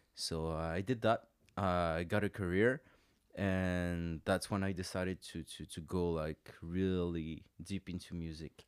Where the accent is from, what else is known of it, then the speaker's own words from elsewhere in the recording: France; moved away as an adult; also born or lived in London; now in Montreal, Canada; I grew up in France, uh, we then moved there. Uh, I spent most of my childhood in, uh, in France